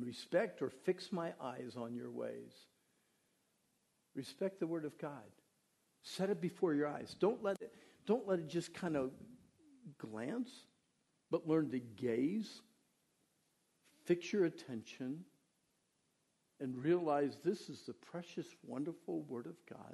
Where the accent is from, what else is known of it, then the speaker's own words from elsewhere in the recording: Pennsylvania, United States; moved away; I was raised in Pennsylvania